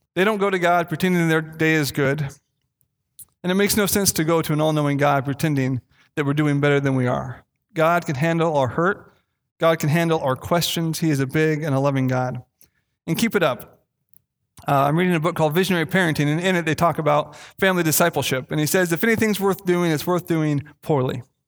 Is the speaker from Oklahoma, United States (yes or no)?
no; Castle Rock, Washington, United States; I grew up in Castle Rock, Washington